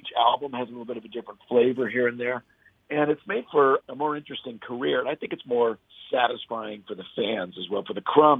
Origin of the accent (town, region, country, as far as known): Inland Empire, Southern California, United States; born or raised there